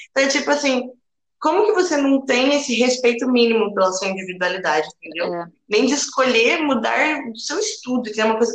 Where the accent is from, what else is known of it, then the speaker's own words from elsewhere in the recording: Brazil; moved away; also born or lived in Australia; para a gente que é brasileiro